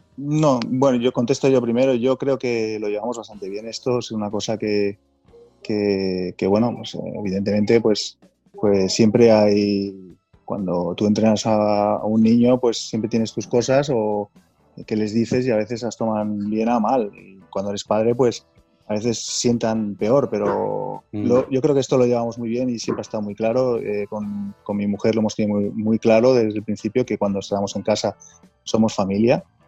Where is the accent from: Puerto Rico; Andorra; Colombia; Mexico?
Andorra; moved away as an adult; now in Barcelona, Spain; somos de Andorra